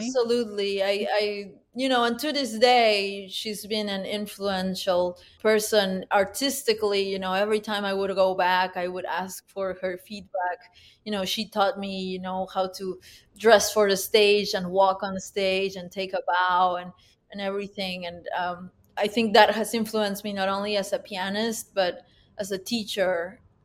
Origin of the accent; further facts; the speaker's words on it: Huánuco, Peru; now in United States; I was born in Huánuco, Peru, which is a city about, uh, nine hours northeast of the capital of Peru, Lima.